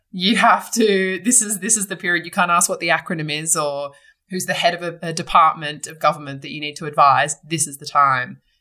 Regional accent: Sydney, New South Wales, Australia; I was born and bred in Sydney

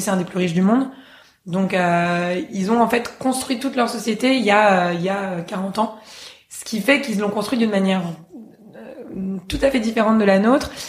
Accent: Paris, Île-de-France, France; moved away as an adult; also born or lived in Oslo, Norway; en ayant passé toute mon enfance à Paris

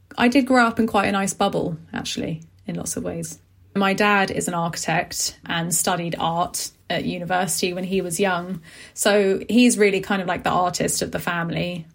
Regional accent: London, United Kingdom; I grew up in West London in a place called Acton

